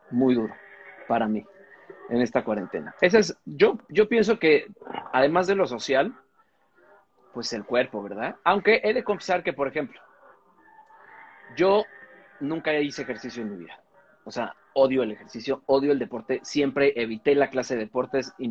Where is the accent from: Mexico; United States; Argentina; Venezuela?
United States; O sea, soy un, soy un gringo blanco.